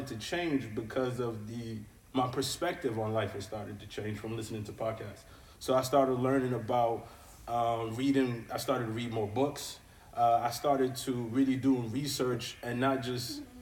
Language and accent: English; Niger; I am from Niger